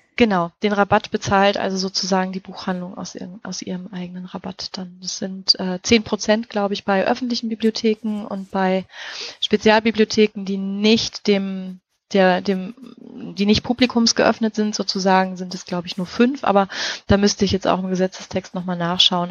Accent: North Rhine-Westphalia, Germany; accent: Westphalian; moved away; ich bin ja ursprünglich aus Nordrhein-Westfalen, beziehungsweise wirklich aus Westfalen und das R und das A, das ist bei uns, das ist unser großer Dialekt

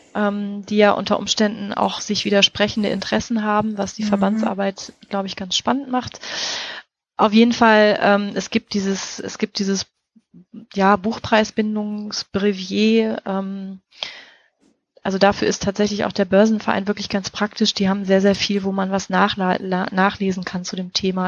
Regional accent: North Rhine-Westphalia, Germany; accent: Westphalian; moved away; ich bin ja ursprünglich aus Nordrhein-Westfalen, beziehungsweise wirklich aus Westfalen und das R und das A, das ist bei uns, das ist unser großer Dialekt

